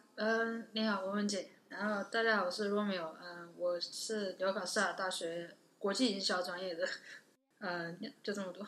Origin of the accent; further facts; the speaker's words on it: China; moved away as an adult; 我来自，我是中国人